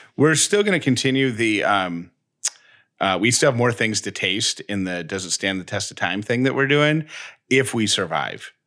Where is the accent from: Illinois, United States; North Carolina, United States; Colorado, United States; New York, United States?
New York, United States; Syracuse; now in Georgia, United States; I grew up in Syracuse, New York